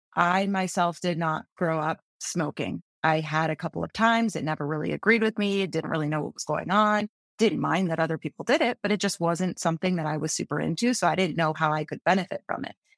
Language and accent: English; Michigan, United States; moved away as an adult; now in Colorado, United States; growing up in Michigan